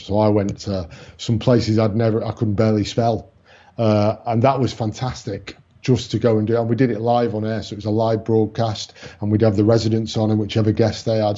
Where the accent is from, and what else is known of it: Manchester, North West England, United Kingdom; born or raised there